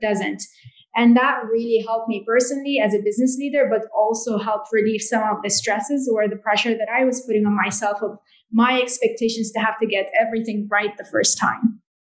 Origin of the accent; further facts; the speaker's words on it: Jordan; I grew up in Jordan